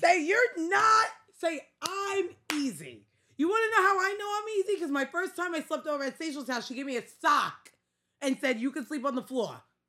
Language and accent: English; New York City, New York, United States; accent: Staten Island; I'm very much Staten Island